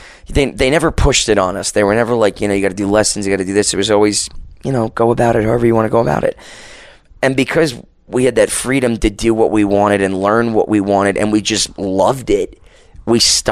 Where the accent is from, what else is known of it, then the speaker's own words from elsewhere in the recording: tri-state area, United States; moved away as an adult; also born or lived in Yonkers / Bronx / Long Island; now in Las Vegas, United States; I was born and raised in New York and New Jersey